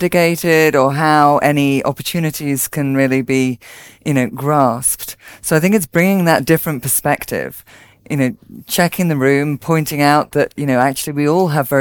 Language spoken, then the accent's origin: English; Isle of Man; I'm British, but I'm originally from a small island, the Isle of Man.